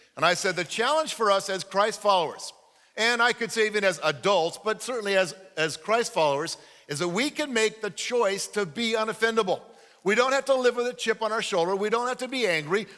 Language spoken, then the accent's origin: English; United States; I'm an American